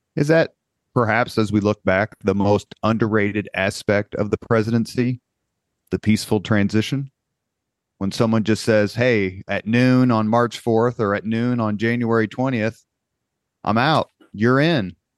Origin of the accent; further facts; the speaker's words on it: Indianapolis, Indiana, United States; where I grew up on University Avenue in Irvington